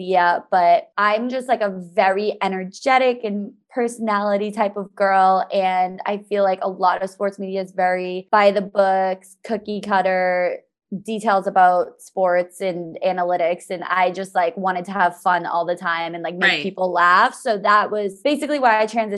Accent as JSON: {"language": "English", "area": "about 20 minutes north of Boston", "region": "Massachusetts", "country": "United States", "tie": "born or raised there", "also_born_or_lived": "Alabama", "said": "I grew up in Massachusetts. I was about 20 minutes north of Boston"}